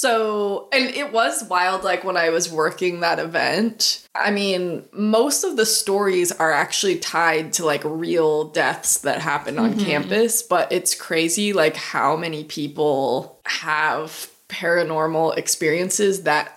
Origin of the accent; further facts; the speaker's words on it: Erie, Pennsylvania, United States; moved away; it's in Erie, Pennsylvania, my hometown